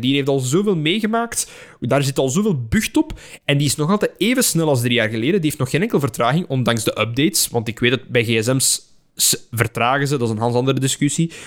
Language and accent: Dutch; near Halle, Flanders, Belgium; ik heb gezeten op Don Bosco Halle. En daar zijn een aantal docenten die nog altijd in mijn privésfeer. die wonen in mijn geboortedorp